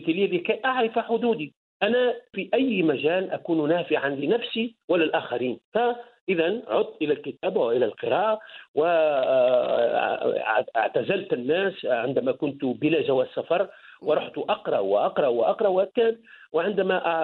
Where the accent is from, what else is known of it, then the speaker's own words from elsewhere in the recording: Kairouan Governorate, Tunisia; moved away as an adult; also born or lived in Germany; نحن في الوسط التونسي